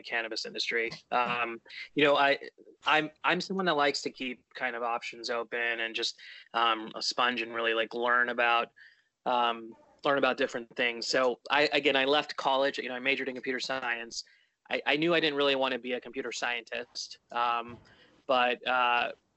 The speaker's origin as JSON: {"language": "English", "town": "Charleston", "region": "South Carolina", "country": "United States", "tie": "born or raised there", "said": "I grew up in Charleston, South Carolina"}